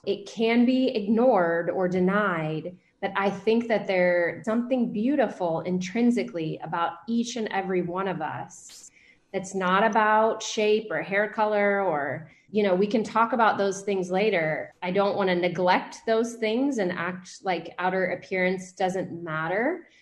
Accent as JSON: {"language": "English", "town": "Atlanta", "region": "Georgia", "country": "United States", "tie": "born or raised there", "also_born_or_lived": "California / Savannah", "said": "So I was raised in Atlanta"}